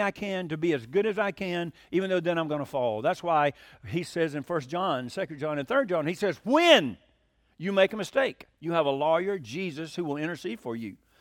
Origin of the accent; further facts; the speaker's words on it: Hiram, Georgia, United States; I'm from Hiram, Georgia